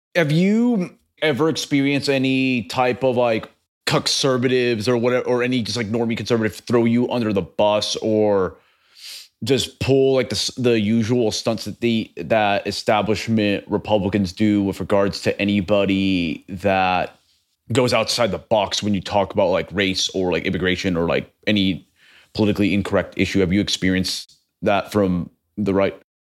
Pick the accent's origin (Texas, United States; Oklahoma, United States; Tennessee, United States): Texas, United States; also born or lived in Venezuela; I lived most of my life in Texas